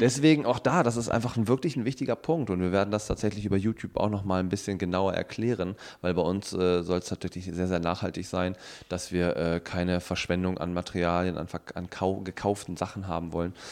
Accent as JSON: {"language": "German", "region": "North Rhine-Westphalia", "country": "Germany", "said": "ich komme aus, äh, ähm, aus Ostwestfalen"}